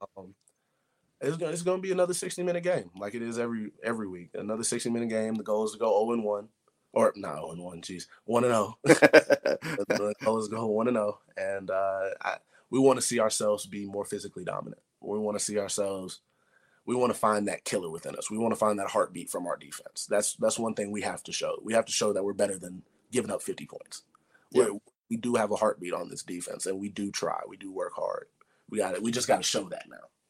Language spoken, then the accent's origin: English; Middle Tennessee, United States; moved away; back home for kids around Middle Tennessee